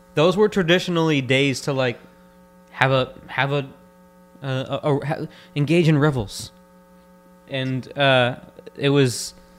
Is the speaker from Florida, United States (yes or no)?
yes; Florida, United States; we're also from Florida